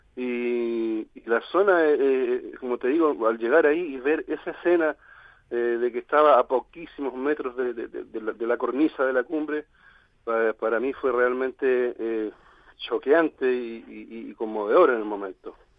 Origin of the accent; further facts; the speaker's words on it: Chile; yo soy hincha del Colo Colo, como somos con la mayoría de los chilenos acá